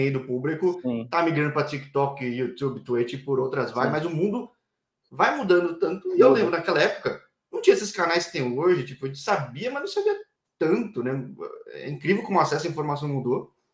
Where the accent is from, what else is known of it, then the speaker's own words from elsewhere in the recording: São Paulo, Brazil; Eu sou de São Paulo